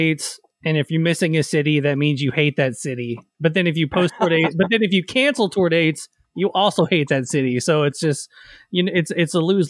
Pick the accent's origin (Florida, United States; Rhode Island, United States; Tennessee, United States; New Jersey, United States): Tennessee, United States; Nashville; I grew up in Nashville